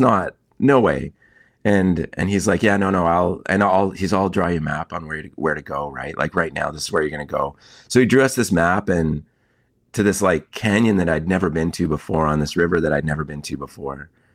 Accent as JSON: {"language": "English", "area": "Kootenays", "region": "British Columbia", "country": "Canada", "tie": "born or raised there", "said": "I grew up in the Kootenays"}